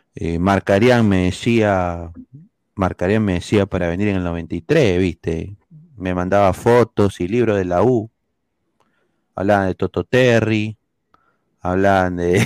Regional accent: Peru; now in United States; Como peruano fuera

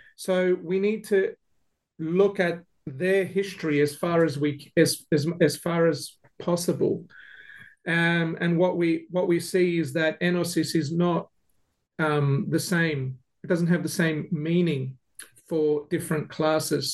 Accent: Melbourne, Victoria, Australia; now in Adelaide, Australia; I grew up in Melbourne

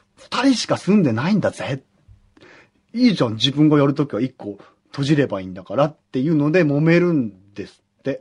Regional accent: Kagoshima, Japan; 僕九州男児

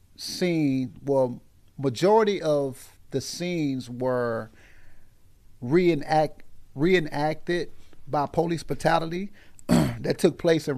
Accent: Aurora, Illinois, United States; Simmons to Eastside. Yeah, so east side of Aurora, man. That's where I'm from.

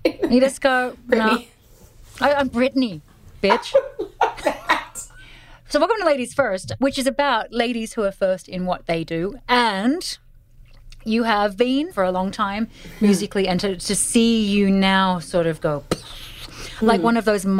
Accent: Australia; I'm Australian

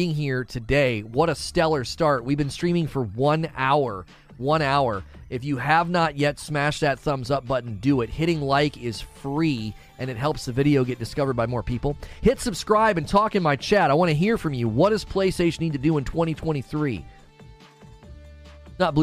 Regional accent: Canton, Ohio, United States; I'm originally from Canton, Ohio

